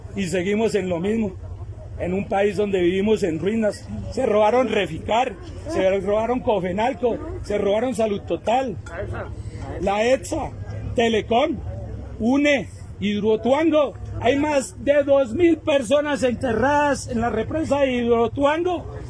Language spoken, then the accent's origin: Spanish; Colombia; Nosotros como colombianos